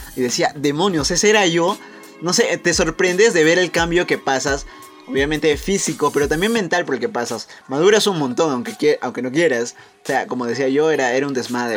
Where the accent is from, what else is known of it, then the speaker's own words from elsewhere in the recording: Peru; nuestro querido Perú